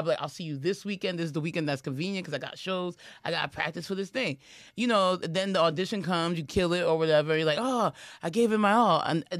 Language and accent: English; New York, United States; I'm a New Yorker